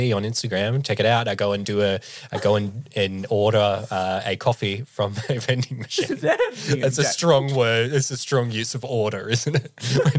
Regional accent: Australia

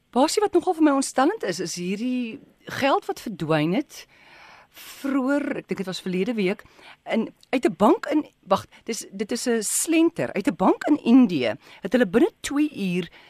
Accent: South Africa; ek as Suid-Afrikaner

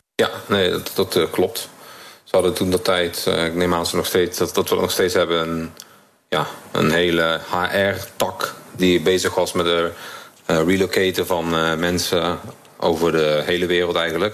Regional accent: Limburg, Netherlands; moved away as an adult; now in Singapore; Ik kom natuurlijk uit Limburg, waar we wat minder direct zijn.

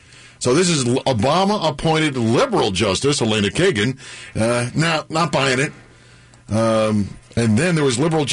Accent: Colorado, United States; moved away; And I was born in Colorado. Yeah. I love the state.

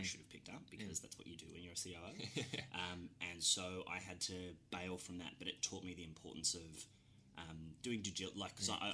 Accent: Cairns, Queensland, Australia; moved away as an adult; also born or lived in Melbourne; I'm from Cairns originally, in far north Queensland

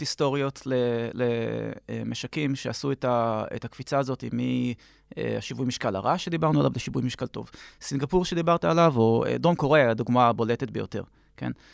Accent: Jerusalem, Jerusalem District, Israel; אנחנו ירושלמים כבר 100 שנה פלוס

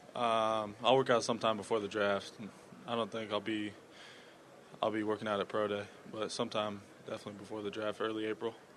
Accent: Iowa, United States; I grew up in Iowa, a small town, nine hundred people

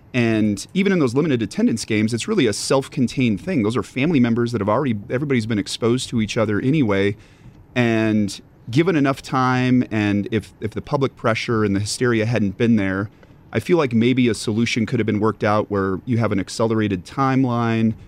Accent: Montana, United States; now in Wisconsin, United States; born and raised in Montana.

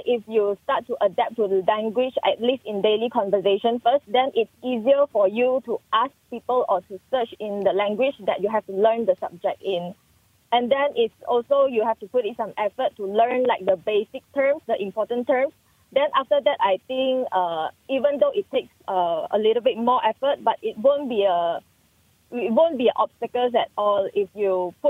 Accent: Malaysia; first language Mandarin; English is a second language; I would like to share, actually, my mother tongue is Mandarin. So even until now, my comfort language is Mandarin and I speak Mandarin at home. So I went to a SJKC. So I've learned some basic subjects in Mandarin while I'm in primary school.

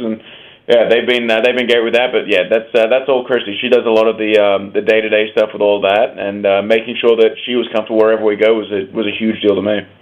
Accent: Australia; moved away; growing up in Australia

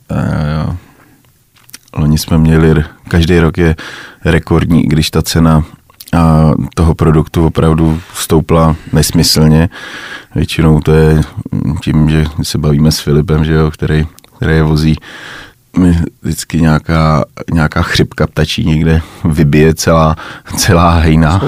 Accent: Czechia; my si asi málo užíváme jako Češi

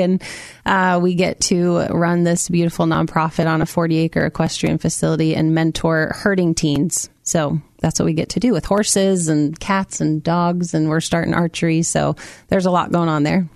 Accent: Amity, Oregon, United States; also born or lived in Minnesota / Salem, Oregon; I grew up in Amity, Oregon. I was born in Minnesota, but we moved here when I was five

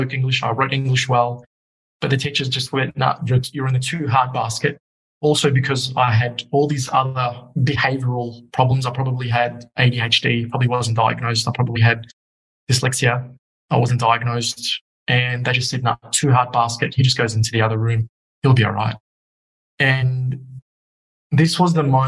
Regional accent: Australia; also born or lived in Egypt; I was 2 when I landed in Australia. By 5, I was an Aussie kid.

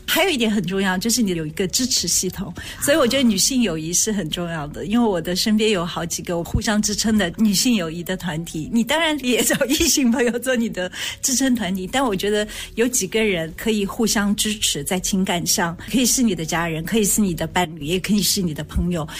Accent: Shanghai, China; moved away; 我小时候是在上海长大的，所以那个时候能够看的电影好像都是跟战争有关，抗日战争

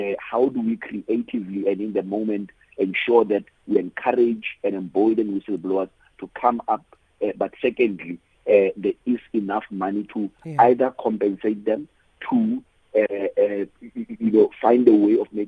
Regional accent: South Africa; as a South African

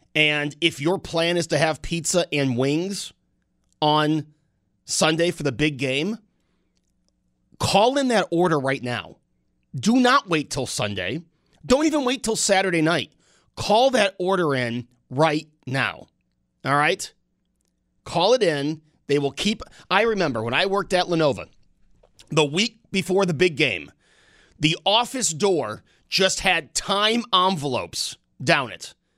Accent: New York, United States; growing up in New York State as a conservative-minded person

